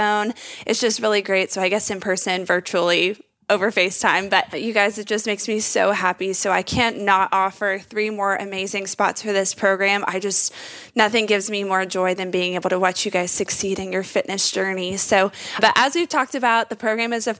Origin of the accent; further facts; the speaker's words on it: Texas, United States; I'm from Texas and I'm just saying the word y'all